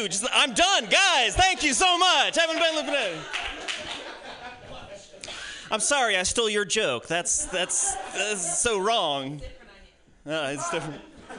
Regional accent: New York, United States; I'm from New York. Good.

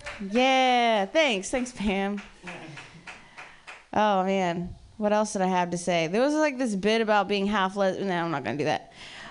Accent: Ohio, United States; I'm from Ohio originally.

